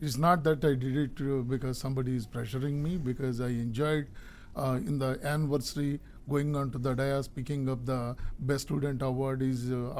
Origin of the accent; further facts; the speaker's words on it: India; now in United States; I am originally from India.